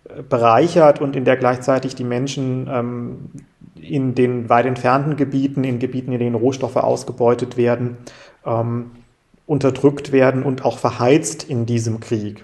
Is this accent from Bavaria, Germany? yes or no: no; Freiburg, Baden-Württemberg, Germany; wir als Freiburger